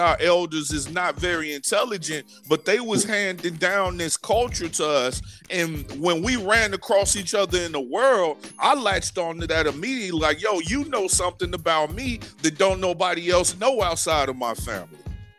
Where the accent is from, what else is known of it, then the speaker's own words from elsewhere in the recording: Chicago, Illinois, United States; A lot of people from Chicago, like we were saying, came from Mississippi, Alabama, and Tennessee. So we had a lot of the same ways up until like the late 90s when you got it was pretty much all us where I was from and Puerto Ricans